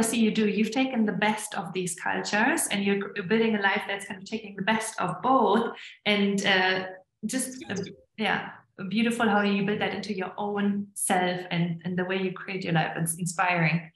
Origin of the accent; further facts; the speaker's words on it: Germany; moved away as an adult; also born or lived in Estonia; now in United States; I grew up in Germany